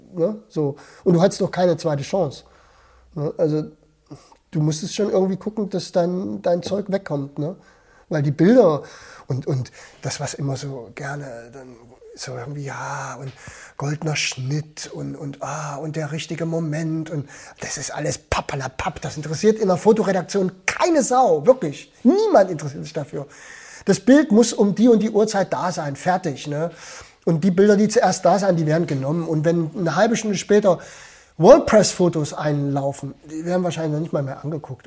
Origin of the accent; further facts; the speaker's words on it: Germany; als Deutscher